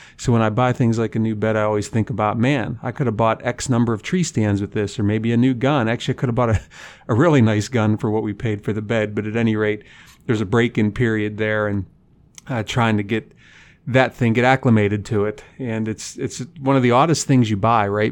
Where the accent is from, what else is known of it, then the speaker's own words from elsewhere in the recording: Punxsutawney, Pennsylvania, United States; moved away as an adult; now in North Dakota, United States; I grew up in Punxsutawney, Pennsylvania